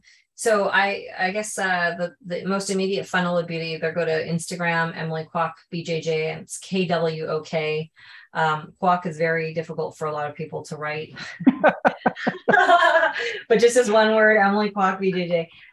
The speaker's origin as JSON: {"language": "English", "country": "Canada", "tie": "born or raised there", "also_born_or_lived": "Japan", "said": "I'm half Japanese and half Chinese. I was born in Japan, but I was raised in Canada."}